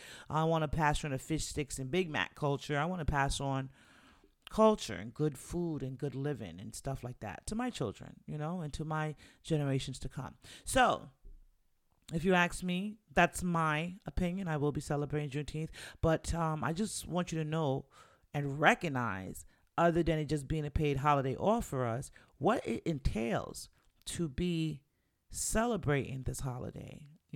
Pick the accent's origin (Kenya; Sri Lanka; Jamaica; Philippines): Jamaica; the more proud I am of being black, being Jamaican, and just being the black woman that I am